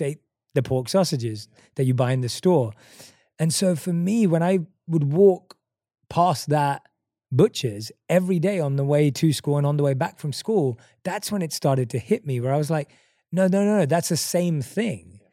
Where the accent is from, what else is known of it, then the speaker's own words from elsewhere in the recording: London, United Kingdom; the street where I grew up right now on Green Lanes